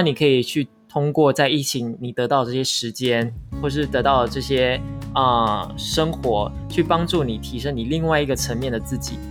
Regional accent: Taiwan; 我们都是台湾人

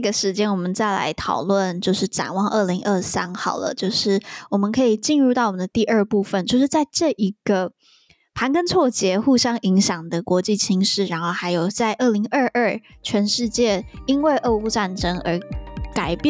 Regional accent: Taiwan; 身为台湾人，我们应该要最注重什么事情？

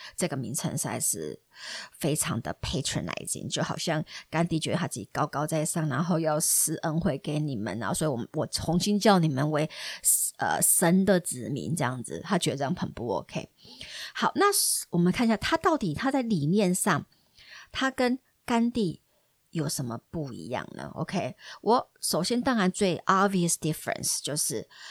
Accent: Taiwan; 我们台湾人

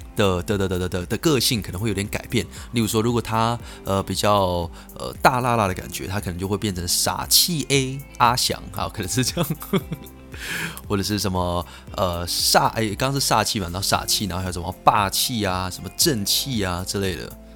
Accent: Keelung, Taiwan; 我是基隆人。好，所以，呃，我在国一呢是在，在，在基隆的国中了

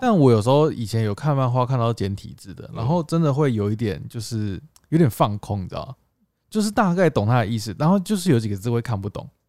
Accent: Tainan, Taiwan; 我们台南人欸

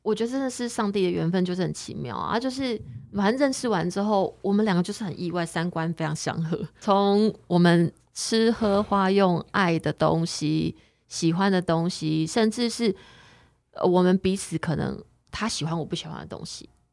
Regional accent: Taiwan; 我们是台湾人

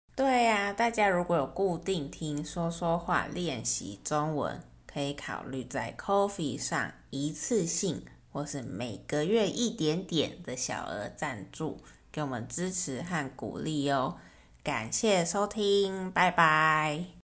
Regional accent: Taiwan; 我是台湾人，在台湾出生长大

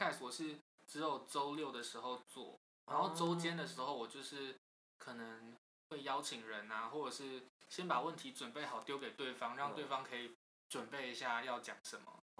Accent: Banqiao, New Taipei, Taiwan; 我台北人。

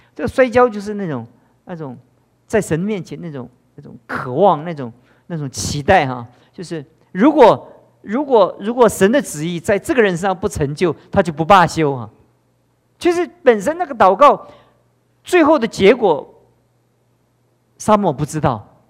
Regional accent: Taiwan; 我们台湾也越来越像这样，跟中国大陆一样

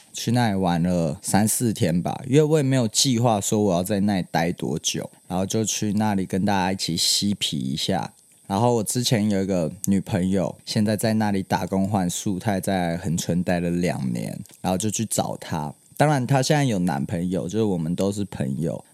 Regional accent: Hsinchu, Taiwan; now in Taipei, Taiwan; 我在我新竹的家里，就是其实我身份证字号是 J 开头，不是新竹人

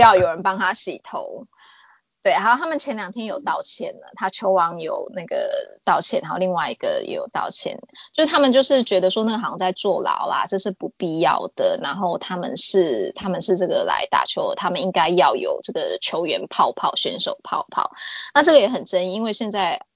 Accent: Taiwan; also born or lived in New South Wales, Australia; now in Australia; 我去年六月是想要回台湾一趟，因为刚好我奶奶过世

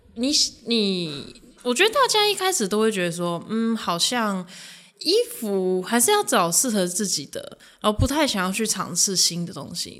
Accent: Japan; moved away as an adult; now in Taiwan; 我本身是日本华侨，然后我十九岁之前都在日本出生长大，然后是大学才在台湾读书

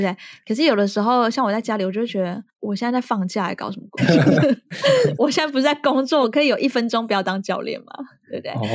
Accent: Taiwan; now in France; 我回台湾的时候

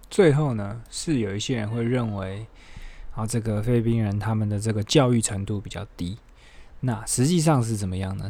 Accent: Taiwan; 我们台湾人

